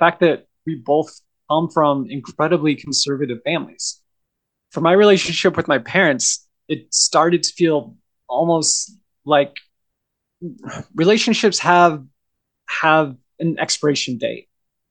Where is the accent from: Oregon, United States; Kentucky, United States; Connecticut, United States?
Oregon, United States; Southern; moved away; also born or lived in Idaho; I grew up in Southern Oregon